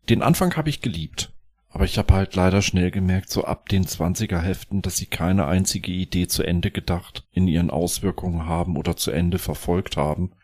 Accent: West Germany, Germany; als ich Teenie war, ja, da hat sich ja die Mauer geöffnet. Ich war aus Westdeutschland

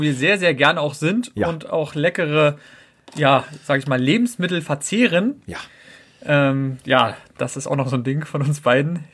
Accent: Berlin, Germany; now in Brandenburg, Germany; geboren in Berlin, wohne jetzt grundsätzlich in Brandenburg, aber so am Rand von Berlin

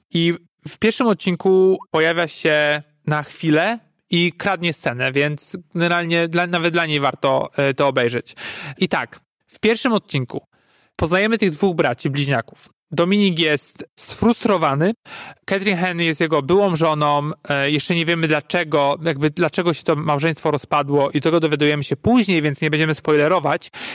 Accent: Poland; jestem z Polski

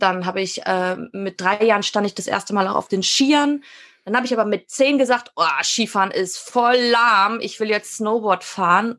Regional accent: Münsterland, North Rhine-Westphalia, Germany; moved away; ich bin aus dem Münsterland

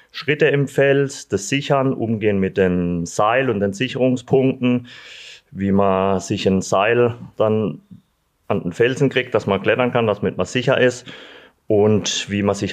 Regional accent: Sulzburg, Baden-Württemberg, Germany; also born or lived in Freiburg; now in Eschbach, Germany; Gut, also zum ersten Sulzburg. Da bin ich aufgewachsen, geboren in Freiburg und das verbindet mich mit dem, mit dem Schwarzwald.

